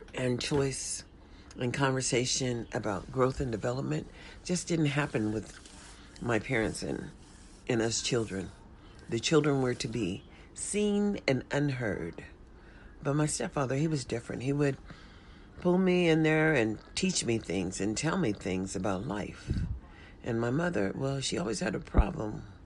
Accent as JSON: {"language": "English", "country": "United States"}